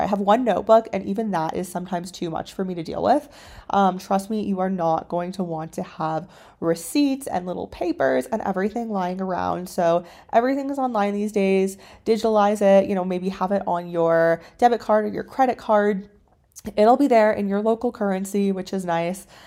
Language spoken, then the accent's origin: English; Canada; moved away as an adult; also born or lived in China; My background is that I am originally from Canada